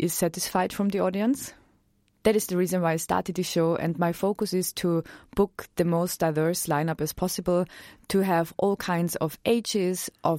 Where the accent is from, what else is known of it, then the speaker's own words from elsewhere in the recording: Austria; English is a second language; moved away; I'm from Austria, so this accent is actually real.